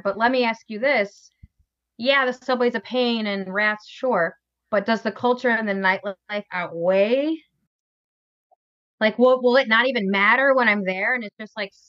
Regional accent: Chicago, Illinois, United States

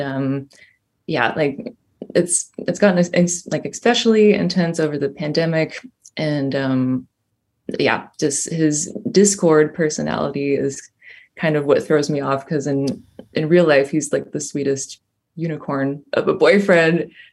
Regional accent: Düsseldorf, North Rhine-Westphalia, Germany; moved away as an adult; now in Berlin, Germany; I grew up in Dusseldorf and I studied in Berlin

